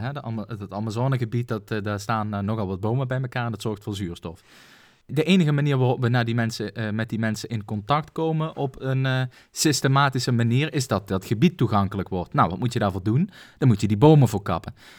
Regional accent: Netherlands; ons twee als Nederlander

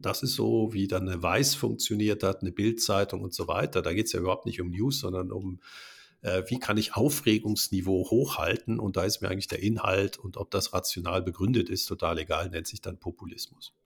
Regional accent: Germany; now in Switzerland; wir Deutsche, ich bin, bin in Deutschland geboren

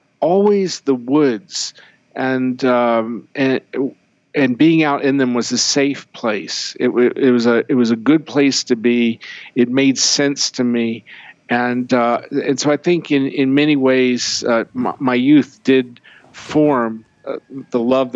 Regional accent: Maryland, United States; I grew up in Maryland with no air conditioning.

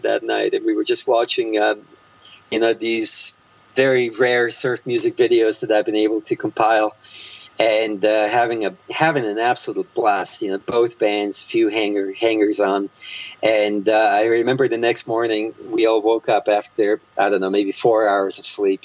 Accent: Croatia; now in United States; while growing up in Croatia

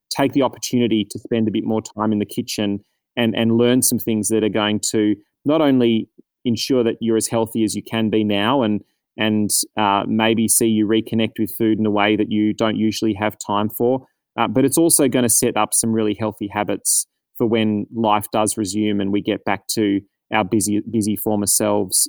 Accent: Australia; as an Australian community

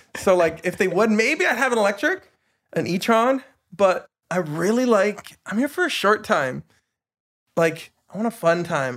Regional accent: Tumbler Ridge, British Columbia, Canada; also born or lived in Dawson Creek; now in Vancouver, Canada; I grew up in Tumbler Ridge

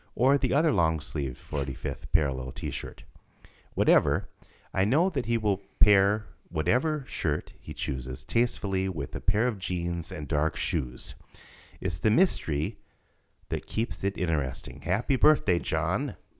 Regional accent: Rapid City, South Dakota, United States; growing up in Rapid City, South Dakota

